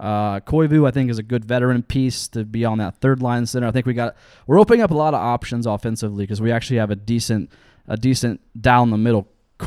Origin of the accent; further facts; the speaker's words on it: Lancaster, Ohio, United States; moved away; I'm from Lancaster originally